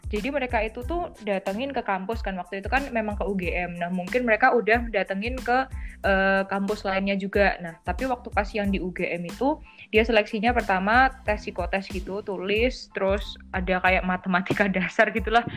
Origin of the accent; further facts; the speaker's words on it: Java, Indonesia; accent: medok (Javanese-accented); aku kan medok